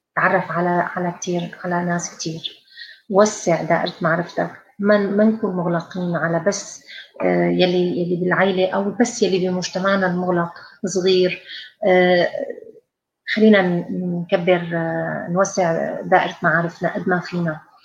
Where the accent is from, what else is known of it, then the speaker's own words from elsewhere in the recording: Syria; moved away as an adult; also born or lived in England; كلياتنا طلعنا من من سوريا